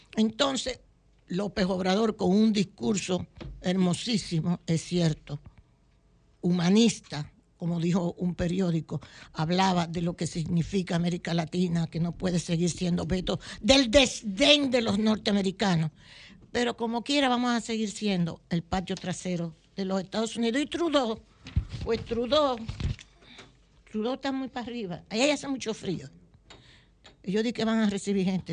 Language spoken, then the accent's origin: Spanish; Dominican Republic; como buenos dominicanos